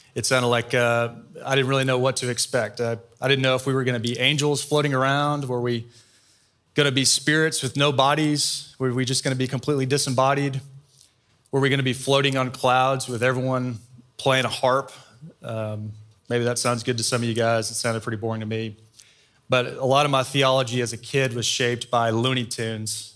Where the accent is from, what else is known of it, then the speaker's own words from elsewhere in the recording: Austin, Texas, United States; also born or lived in Waco; I grew up in Austin.